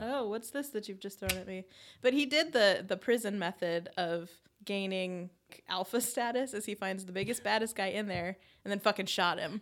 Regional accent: Arizona, United States; growing up in Arizona

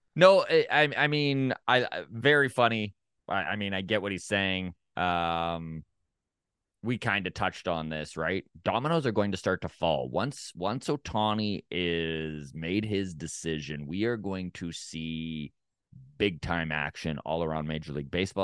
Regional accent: Canada; as just a Canadian

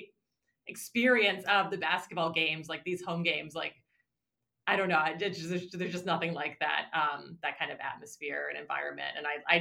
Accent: New England, United States; moved away as an adult; also born or lived in Chicago; growing up in New England, you know, UMass, the Marcus Camby year was when I was a child

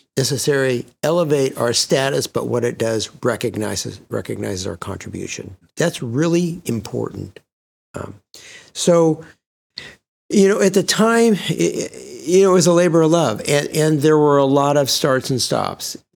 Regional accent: Sacramento, California, United States; I was born and raised in Sacramento

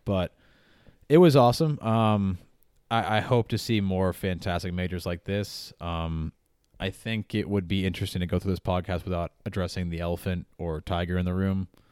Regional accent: United States; I know I'm American. I know I have an American bias

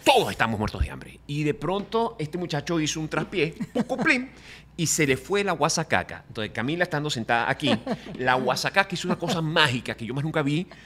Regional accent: Venezuela; moved away as an adult; now in Miami, United States; volver a mi tierra

